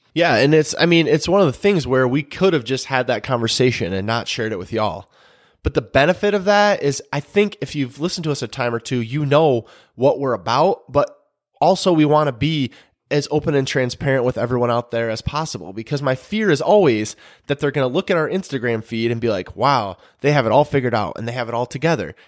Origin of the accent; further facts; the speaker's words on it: Michigan, United States; moved away as an adult; now in North Carolina, United States; we're originally from Michigan